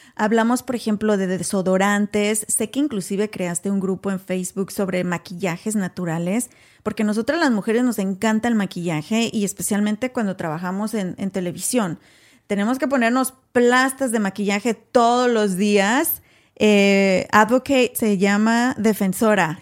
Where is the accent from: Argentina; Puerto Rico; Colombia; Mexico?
Mexico; now in United States; México, por ejemplo, de donde yo soy originaria